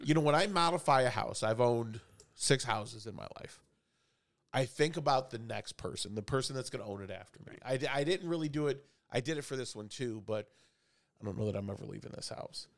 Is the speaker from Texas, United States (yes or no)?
no; Chicago, Illinois, United States; I grew up in Chicago